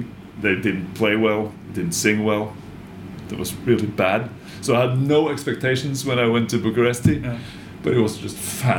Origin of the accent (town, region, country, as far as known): Norway; born or raised there